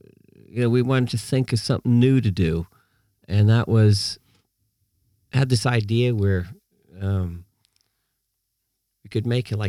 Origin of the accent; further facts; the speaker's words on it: California, United States; born there; also born or lived in Peru / Puerto Rico / Norway; Yeah, I was born in California. And as a kid growing up, my father was a scientist in astronomy, and we moved around. So we were in we're in Peru, we're in Puerto Rico, Norway